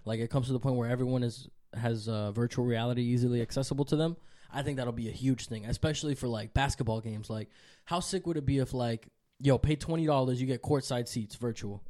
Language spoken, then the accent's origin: English; New York City, New York, United States; also born or lived in Dominican Republic; I was born in New York City, but it just so happened that my mom was here.